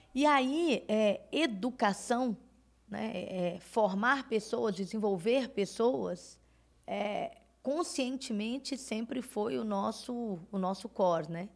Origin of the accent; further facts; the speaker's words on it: Belo Horizonte, Minas Gerais, Brazil; sou mineira de Belo Horizonte